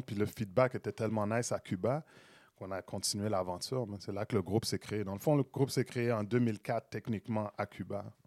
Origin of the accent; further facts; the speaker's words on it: Montreal, Quebec, Canada; J'ai grandi à Saint-Michel